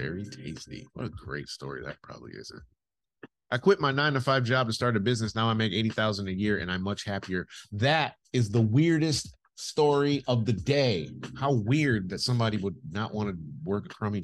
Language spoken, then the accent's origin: English; United States; now in United Kingdom; I'm American and that's just not how we function culturally.